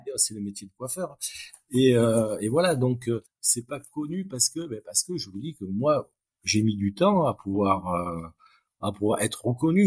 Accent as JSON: {"language": "French", "country": "France", "said": "En tant que Français"}